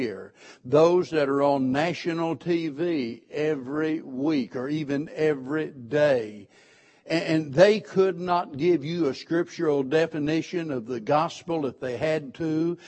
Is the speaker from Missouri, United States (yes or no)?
yes; Springfield, Missouri, United States; born and raised in Springfield, Missouri